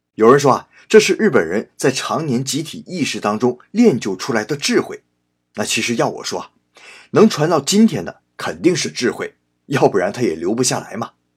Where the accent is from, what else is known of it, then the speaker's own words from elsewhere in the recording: China; moved away as an adult; now in Japan; 我们中国人